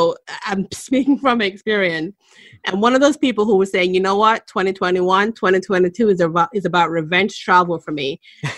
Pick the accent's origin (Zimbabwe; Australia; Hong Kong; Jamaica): Jamaica; also born or lived in New England, United States; now in Boston, United States; I was born in Jamaica. I've lived here in the U.S. for more than half my life. I've lived in New England for a very long time